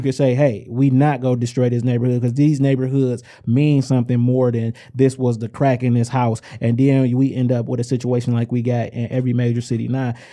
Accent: Inkster, Michigan, United States; I i am from Inkster.

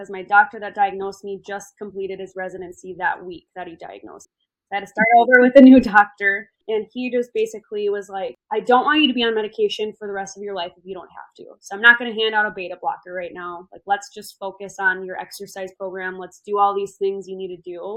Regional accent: southwest Minnesota, United States; moved away as an adult; also born or lived in Arizona; my hometown is a small town in southwest Minnesota

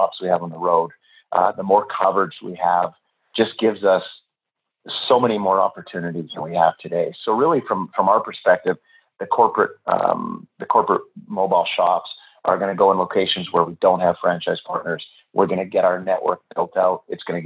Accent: Vancouver, British Columbia, Canada; I'm in Austin right now. I'm from Vancouver

